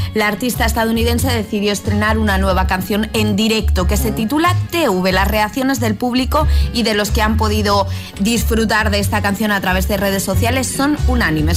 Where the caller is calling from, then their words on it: Pinto, Community of Madrid, Spain; llamo desde Pinto, Madrid